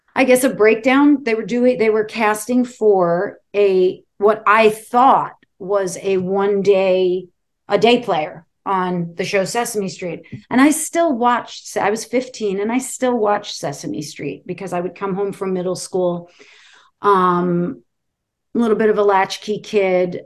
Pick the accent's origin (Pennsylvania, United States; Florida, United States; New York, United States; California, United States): New York, United States; New York City; also born or lived in Falmouth, Massachusetts; I grew up in Brooklyn, New York